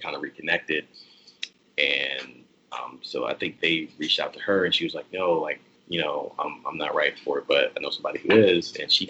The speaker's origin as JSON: {"language": "English", "region": "the South", "country": "United States", "tie": "born or raised there", "said": "whether that's like growing up in the South or being in the military"}